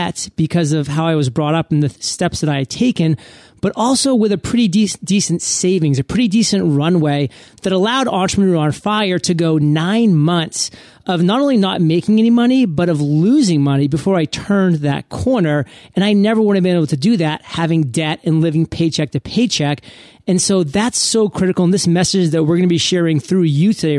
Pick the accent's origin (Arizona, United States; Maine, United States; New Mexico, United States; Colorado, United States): Maine, United States; I come from Maine